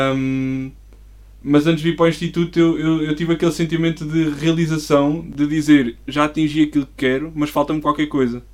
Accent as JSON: {"language": "Portuguese", "town": "Coimbra", "region": "Centro", "country": "Portugal", "tie": "born or raised there", "said": "sou de Coimbra, nasci lá"}